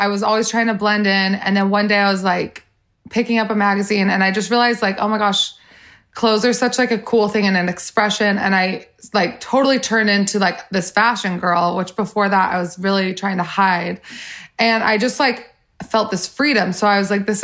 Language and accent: English; Salt Lake City, Utah, United States; I grew up in Salt Lake City, Utah, smaller town.